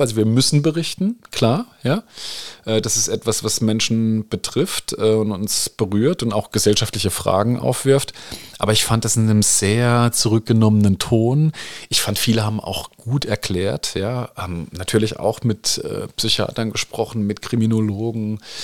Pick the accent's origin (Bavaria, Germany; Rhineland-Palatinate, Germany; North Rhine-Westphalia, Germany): Rhineland-Palatinate, Germany; jetzt als Pfälzer, äh, und Rheinland-Pfälzer